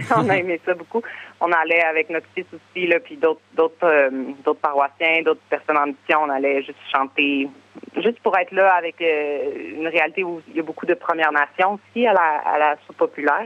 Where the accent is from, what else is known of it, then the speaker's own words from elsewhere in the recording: Quebec City, Quebec, Canada; moved away as an adult; j'ai grandi à Québec, j'ai vécu à Québec, j'ai plusieurs amis, j'ai une communauté, j'ai ma famille